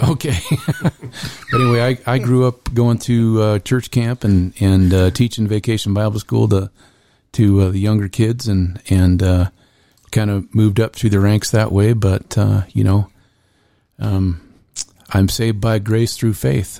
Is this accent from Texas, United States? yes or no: no; Pueblo, Colorado, United States; now in Wyoming, United States; I was born in Pueblo, Colorado